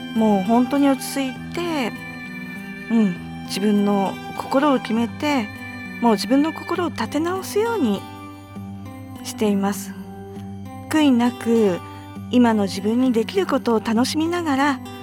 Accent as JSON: {"language": "Japanese", "town": "Chikuma", "region": "Nagano", "country": "Japan", "tie": "born or raised there", "said": "私のふるさと信州に来ていますなんと私のまあ私の生まれたところが戸倉上山田温泉なんですが"}